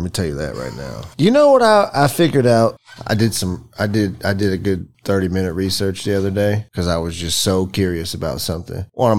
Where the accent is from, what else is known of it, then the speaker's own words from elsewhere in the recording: the South, United States; I grew up in the South.